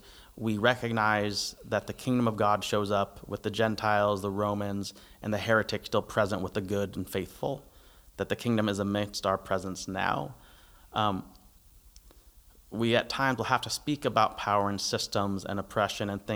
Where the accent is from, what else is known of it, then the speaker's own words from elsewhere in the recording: United States; I'm American